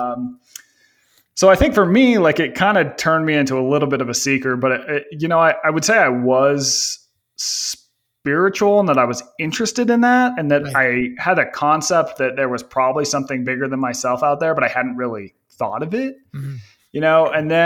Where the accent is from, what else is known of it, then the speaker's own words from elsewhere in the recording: Northern Utah, United States; I grew up in Northern Utah